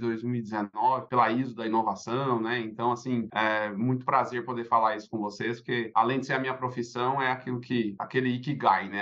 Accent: São Paulo, Brazil; moved away; eu sou, sou paulistano, já vivi em alguns lugares aí do Brasil e do mundo

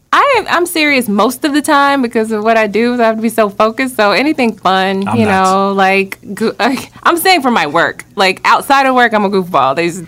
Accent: Atlanta, Georgia, United States; number one. I grew up in Southwest Atlanta

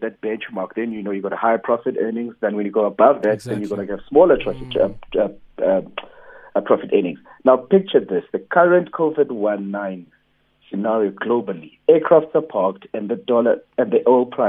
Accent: Soweto, Gauteng, South Africa; also born or lived in Springs (Duduza), Gauteng / Eshawela Mafletini; I grew up in Protea North in Soweto. Sure. Actually born Eshawela Mafletini, and grew up in Springs at Duduza, then moved all the way back to Soweto, the Protea North

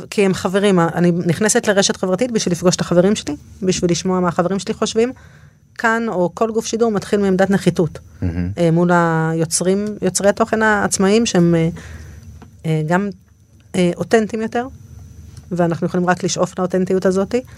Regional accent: Dorot, Southern District, Israel; אני מעוטף עזה, מקיבוץ דורות

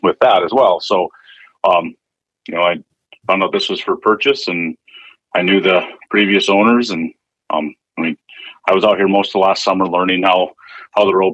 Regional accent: Hebron, North Dakota, United States; moved away as an adult; now in Fargo, United States; I grew up in Western North Dakota, in Hebron, so 60 miles west of Bismarck.

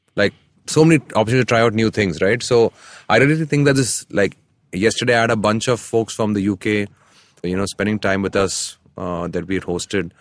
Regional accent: Chennai, Tamil Nadu, India; I grew up in Chennai.

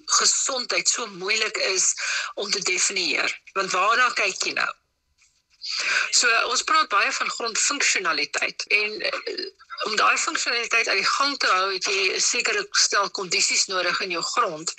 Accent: South Africa

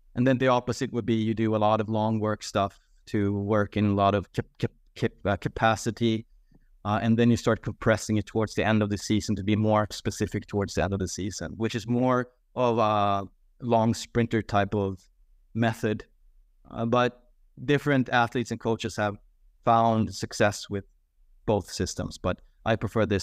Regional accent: Sweden; my home country of Sweden

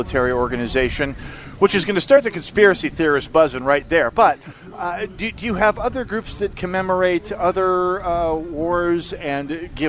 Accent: Jamestown, North Dakota, United States; now in Minnesota, United States; I grew up in Jamestown.

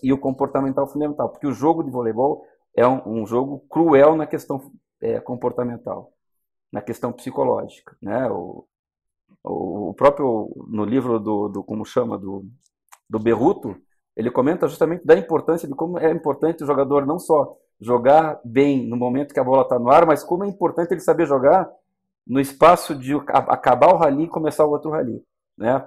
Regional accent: Curitiba, Paraná, Brazil; na minha cidade natal, né, em Curitiba

